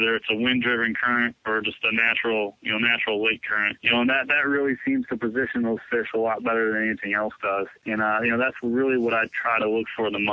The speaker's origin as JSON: {"language": "English", "region": "Michigan", "country": "United States", "tie": "born or raised there", "said": "growing up in Michigan, just within a 30-mile radius from my house"}